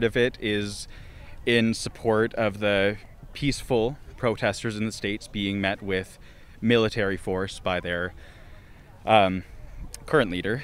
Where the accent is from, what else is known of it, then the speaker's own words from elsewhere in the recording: Lacombe, Alberta, Canada; I'm from Lacombe